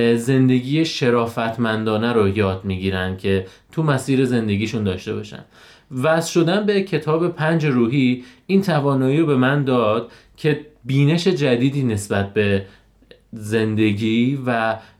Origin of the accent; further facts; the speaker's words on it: Lalejin, Hamadan Province, Iran; 33 ساله متولد شهر لالجین همدان